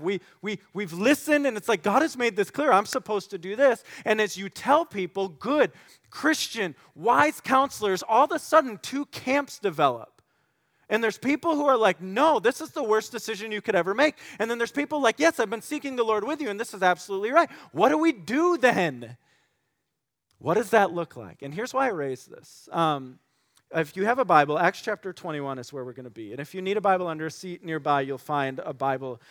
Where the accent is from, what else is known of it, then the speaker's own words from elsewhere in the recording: West Michigan, United States; growing up in West Michigan